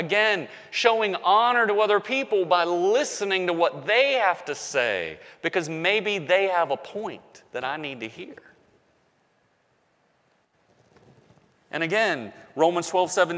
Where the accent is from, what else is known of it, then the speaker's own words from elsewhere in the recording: the South, United States; accent: Southern; I grew up in the South, okay? So I still got a Southern accent